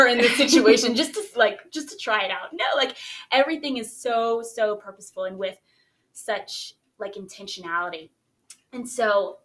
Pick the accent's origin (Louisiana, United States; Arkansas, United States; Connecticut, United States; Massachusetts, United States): Louisiana, United States; Baton Rouge; I'm from Baton Rouge